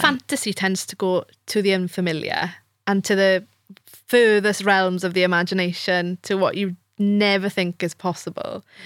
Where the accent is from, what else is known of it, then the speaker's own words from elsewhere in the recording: Wales, United Kingdom; first language Welsh; English is a second language; As a native Welsh speaker